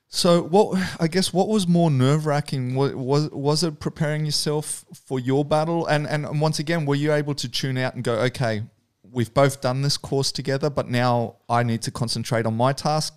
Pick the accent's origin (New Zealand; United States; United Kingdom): New Zealand; also born or lived in New South Wales; now in Australia; growing up in New Zealand